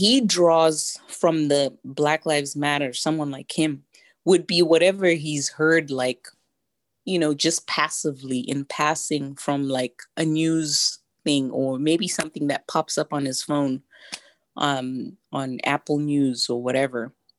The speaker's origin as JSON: {"language": "English", "country": "Zimbabwe", "tie": "born or raised there", "said": "Even though I was very young growing up in Zimbabwe at the time, I obviously didn't see it as critical race theory or as Marxism at the time."}